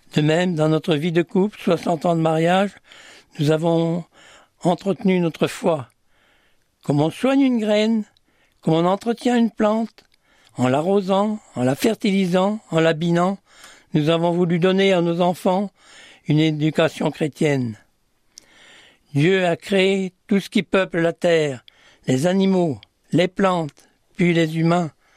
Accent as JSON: {"language": "French", "area": "Vendée", "region": "Pays de la Loire", "country": "France", "tie": "born or raised there", "moved": "yes", "lives_now": "Orléans, France", "said": "je suis né en Vendée dans une famille de jardiniers"}